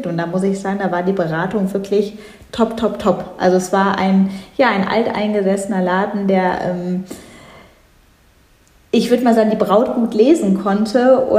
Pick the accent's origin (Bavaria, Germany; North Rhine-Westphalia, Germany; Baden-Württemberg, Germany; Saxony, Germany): North Rhine-Westphalia, Germany; ich ich komme selbst nicht direkt aus Düsseldorf, aber in der Nähe von Düsseldorf.